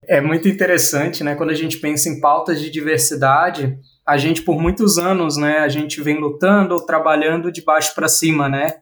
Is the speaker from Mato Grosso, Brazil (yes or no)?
no; Bahia, Brazil; eu sou baiano